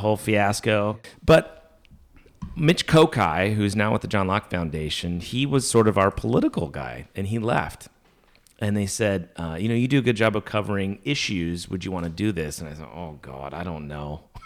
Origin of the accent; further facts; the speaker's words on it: Minnesota, United States; moved away; also born or lived in Arkansas; I'm from Minnesota. I went to high school in Arkansas